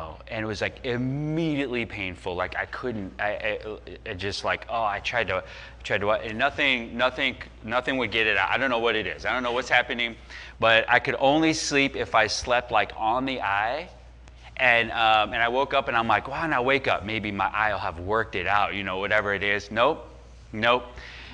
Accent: Chicago, Illinois, United States; we grew up in the Chicago area

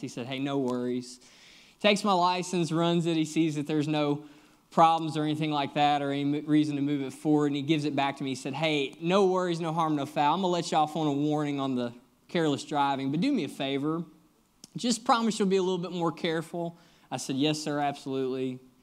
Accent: Kentucky, United States; moved away as an adult; also born or lived in Nashville, Tennessee; now in Lexington, United States; I'm actually originally from Kentucky, but have been down in Nashville the last seven years

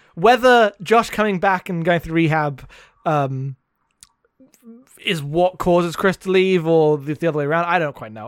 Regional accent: United Kingdom; being British

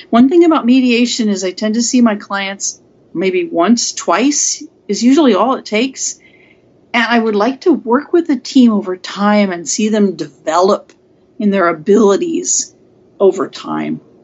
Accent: Seattle, Washington, United States; I grew up in West Seattle when it was almost completely white

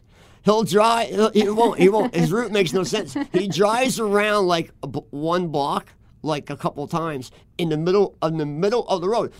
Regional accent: Philadelphia, Pennsylvania, United States; now in Minneapolis, United States; I grew up in Philadelphia

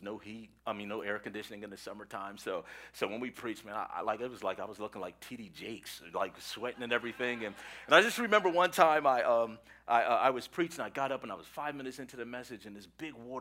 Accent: Philadelphia, Pennsylvania, United States; I'm from Philadelphia

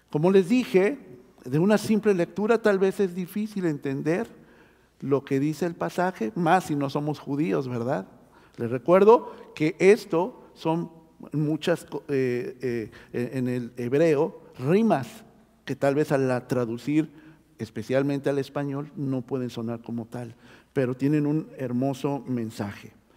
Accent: Mexico City, Mexico; now in Oregon, United States; yo nací en la Ciudad de México, o Tierra Santa, también le pueden decir

